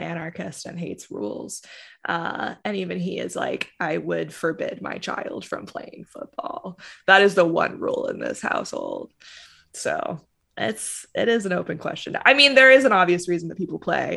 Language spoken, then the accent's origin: English; Charlotte, North Carolina, United States; I'm from Charlotte